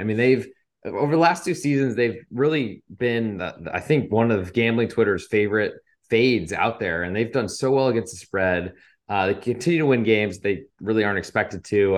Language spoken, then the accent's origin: English; Providence, Rhode Island, United States; I am from Providence and they are my hometown team.